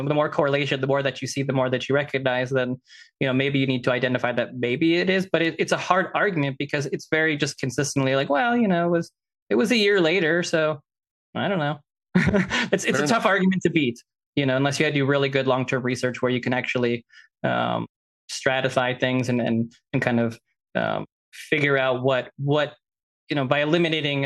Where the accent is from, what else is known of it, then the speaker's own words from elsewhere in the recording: Canada; I am Canadian